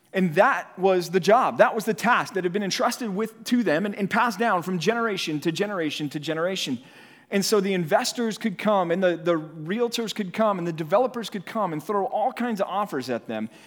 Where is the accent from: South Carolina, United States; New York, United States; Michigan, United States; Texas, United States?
Texas, United States; Dallas; moved away; also born or lived in California; was raised here in Dallas, in, uh, in North Texas